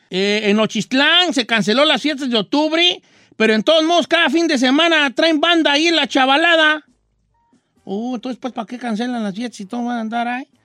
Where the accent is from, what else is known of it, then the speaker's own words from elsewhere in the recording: Parral, Chihuahua, Mexico; En Parral, Chihuahua, que es mi pueblo, todo normal.